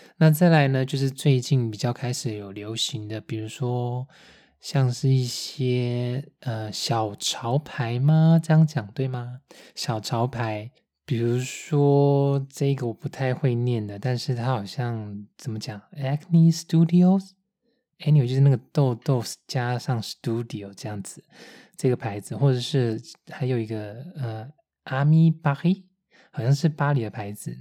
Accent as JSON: {"language": "Chinese", "country": "Taiwan", "also_born_or_lived": "Taipei", "moved": "yes", "lives_now": "Munich, Germany", "said": "台湾我们拍片在开的那种箱型车"}